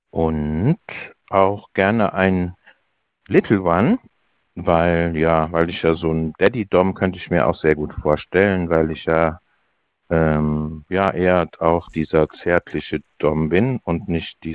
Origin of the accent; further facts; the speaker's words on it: Cologne, North Rhine-Westphalia, Germany; Ich komme aus Köln und ich bin in den 50ern